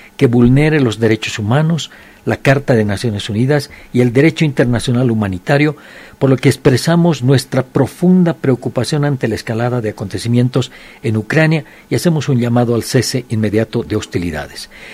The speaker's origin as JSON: {"language": "Spanish", "country": "Bolivia"}